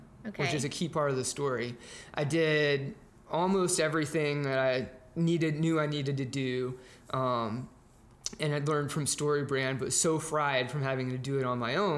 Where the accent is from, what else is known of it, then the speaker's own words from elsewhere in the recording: Dallas, Texas, United States; moved away as an adult; now in North Carolina, United States; I'm from Dallas, Texas, born and raised Texan